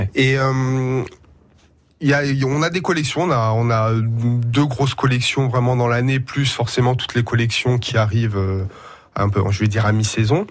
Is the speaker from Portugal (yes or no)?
yes; Portugal; now in Poitiers, France; je suis du sud euh, de l'Europe